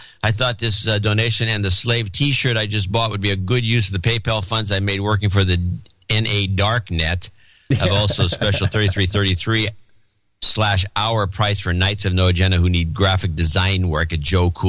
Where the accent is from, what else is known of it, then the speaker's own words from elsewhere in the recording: Perth, Western Australia, Australia; moved away; I'm originally from Gitmo Nation Down Under and currently working towards moving back home to Perth.